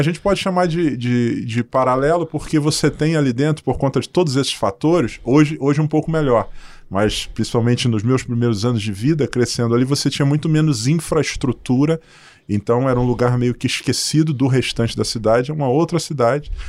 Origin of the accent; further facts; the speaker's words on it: Cruz do Espírito Santo, Paraíba, Brazil; also born or lived in Rio de Janeiro; now in Londrina, Brazil; Eu nasci numa cidade chamada Cruz do Espírito Santo, na, na Paraíba